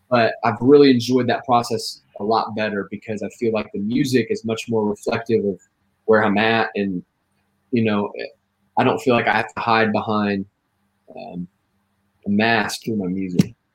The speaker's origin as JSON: {"language": "English", "town": "Terre Haute", "region": "Indiana", "country": "United States", "also_born_or_lived": "Abilene, Texas", "moved": "yes", "lives_now": "Homestead, United States", "said": "I'm originally from Terre Haute, Indiana"}